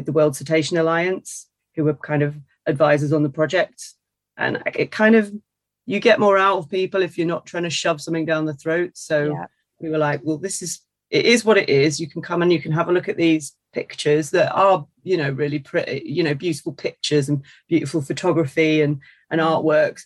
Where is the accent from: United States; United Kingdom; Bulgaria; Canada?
United Kingdom; Brighton, South East England; now in Leeds, United Kingdom; I grew up in Brighton